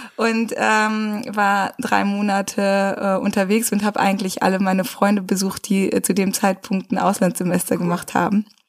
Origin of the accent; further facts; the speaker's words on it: Rheine, North Rhine-Westphalia, Germany; moved away; Wir sind beide groß geworden in Rheine